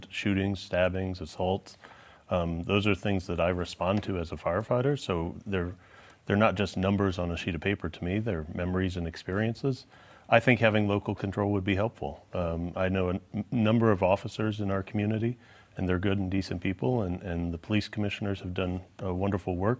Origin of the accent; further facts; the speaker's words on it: Kansas City, Missouri, United States; also born or lived in Atlanta / Columbia, Missouri; I was born and raised here in Kansas City